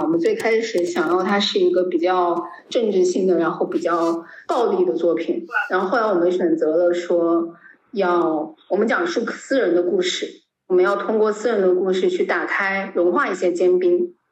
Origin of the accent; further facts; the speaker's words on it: Guangdong, China; 我是广东人，然后我一直在南方生活